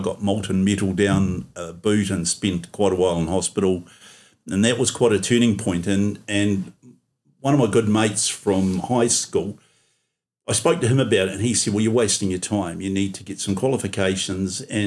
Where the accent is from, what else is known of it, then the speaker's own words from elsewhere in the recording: Dunedin, Otago, New Zealand; now in North Otago, New Zealand; I was born in Dunedin and I grew up in North East Valley, went to North East Valley, Dunedin North Intermediate